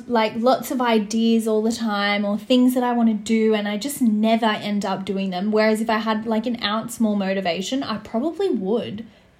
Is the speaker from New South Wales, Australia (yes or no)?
yes; Sydney, New South Wales, Australia; I'm glad that I grew up in Western Sydney. I think it's a big part of who I am and why I am the way I am today.